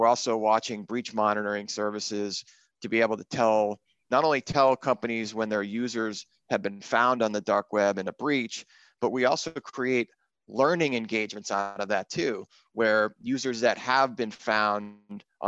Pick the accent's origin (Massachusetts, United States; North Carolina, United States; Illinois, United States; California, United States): Massachusetts, United States; South Shore; I grew up in Massachusetts, and in the South Shore there